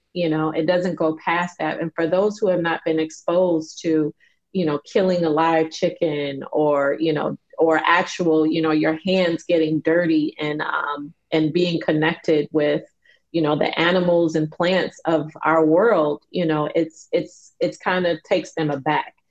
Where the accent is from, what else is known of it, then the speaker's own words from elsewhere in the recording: Chicago, Illinois, United States; I grew up in Chicago